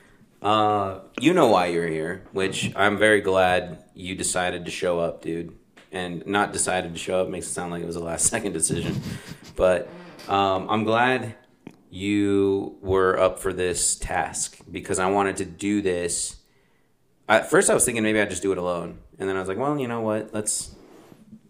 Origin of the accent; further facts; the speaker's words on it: Las Vegas, Nevada, United States; moved away; somebody that grew up in Vegas for a large portion of his childhood